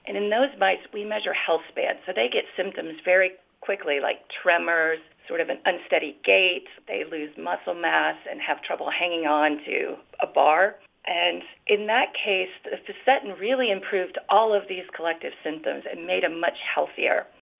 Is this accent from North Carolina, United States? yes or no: no; Florida, United States; now in Minnesota, United States; I came to Minnesota from Florida, and all I know is that the frogs there could always tell us when bad weather was coming.